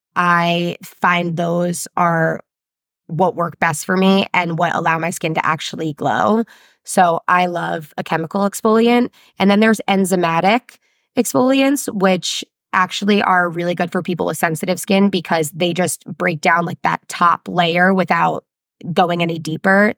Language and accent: English; New Jersey, United States; I'm not French. I'm from New Jersey